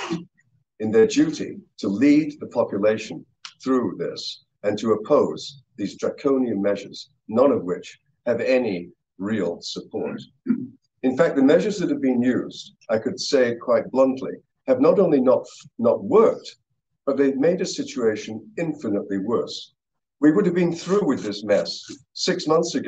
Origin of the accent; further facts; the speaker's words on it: Canada; I'm a physician, I'm a parent, and I'm a Canadian